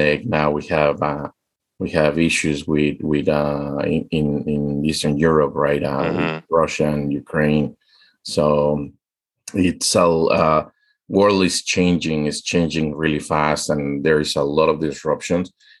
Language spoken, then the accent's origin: English; Mexico; now in United States; I am Mexican. I'm American now.